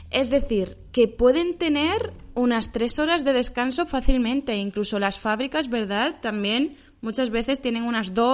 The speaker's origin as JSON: {"language": "Spanish", "region": "Region of Murcia", "country": "Spain", "said": "vamos a hablar de nosotros, de cuáles son nuestras experiencias como españoles y además como murcianos."}